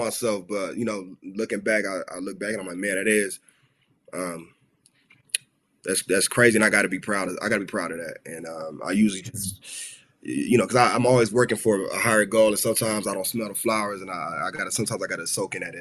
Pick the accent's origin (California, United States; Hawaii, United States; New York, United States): California, United States; Los Angeles; I grew up in South Central